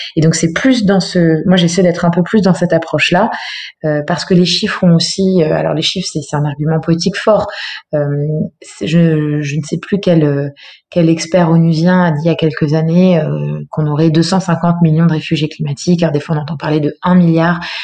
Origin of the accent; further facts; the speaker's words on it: Eure, Normandy, France; moved away as an adult; also born or lived in Paris / Berlin; now in Lyon, France; j'ai grandi en Normandie, dans un petit village dans le dans l'Eure, dans le 27